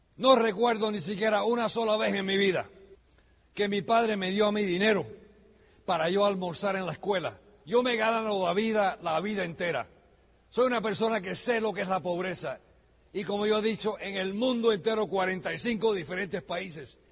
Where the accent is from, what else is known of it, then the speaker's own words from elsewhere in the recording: United States; also born or lived in Miami; Yo soy americano de nacimiento